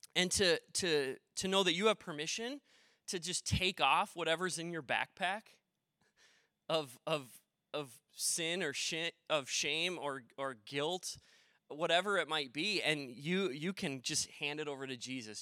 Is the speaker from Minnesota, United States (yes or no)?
yes; Maple Plain, Minnesota, United States; also born or lived in Delano, Minnesota; I grew up in Maple Plain, and I've lived now in Delano a while